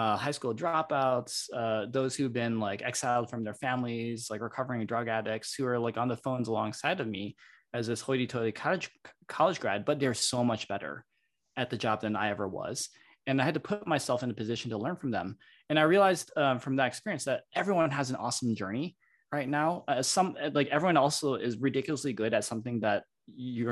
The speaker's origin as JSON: {"language": "English", "region": "Michigan", "country": "United States", "tie": "born or raised there", "also_born_or_lived": "Stanford, California", "moved": "as an adult", "said": "Growing up in Michigan"}